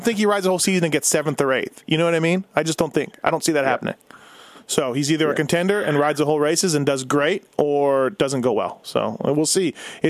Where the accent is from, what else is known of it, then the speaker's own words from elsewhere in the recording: Canada; I'm Canadian